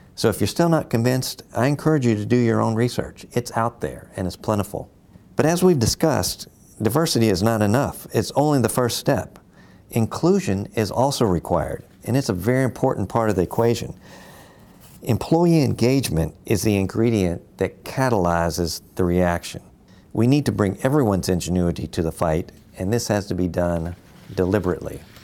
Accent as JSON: {"language": "English", "town": "Louisville", "region": "Kentucky", "country": "United States", "said": "I'm from Louisville, Kentucky."}